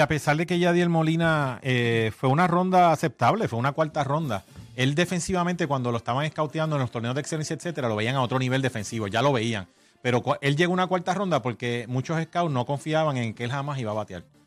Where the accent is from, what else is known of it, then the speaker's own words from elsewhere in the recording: Guaynabo, Puerto Rico; yo me crié en Guaynabo